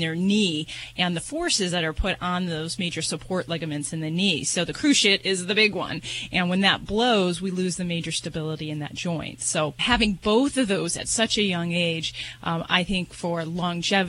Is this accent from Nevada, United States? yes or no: yes; Las Vegas, Nevada, United States; I'm from Vegas